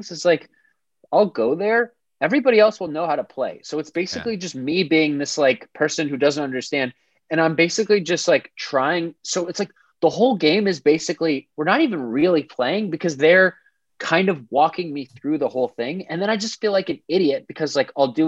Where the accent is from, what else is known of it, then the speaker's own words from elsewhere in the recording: Wayland, Massachusetts, United States; Wayland is a small suburb just outside of Boston